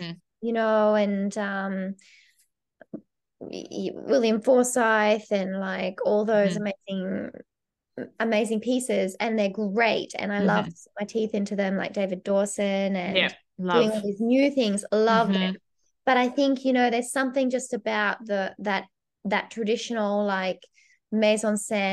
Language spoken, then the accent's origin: English; Australia; moved away as an adult; now in Glasgow, United Kingdom; Being Australian